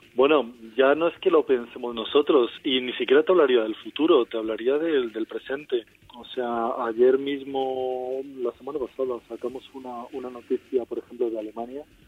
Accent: Madrid, Community of Madrid, Spain; Yo aparte soy de Madrid

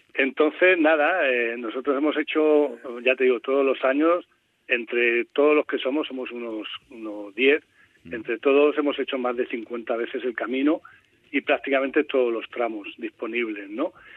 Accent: Albacete, Castilla-La Mancha, Spain; also born or lived in Cartagena; Yo nací en Cartagena, o sea, eh, me he criado aquí en Albacete, pero nací en Cartagena

